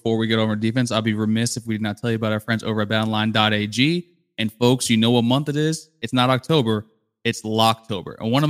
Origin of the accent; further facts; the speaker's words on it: South Florida, United States; I'm from South